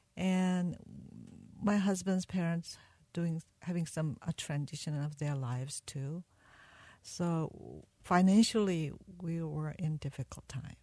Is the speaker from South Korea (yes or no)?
yes; South Korea; now in United States; I was born in South Korea, and I met my husband when I was 16 and he was 17